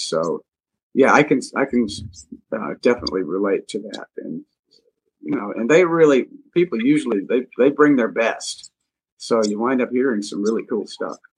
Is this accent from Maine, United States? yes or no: no; Montgomery, Alabama, United States; moved away as an adult; I was back in my hometown, hometown in Montgomery, Alabama, uh, and playing in a bowling alley lounge with my buddies from high school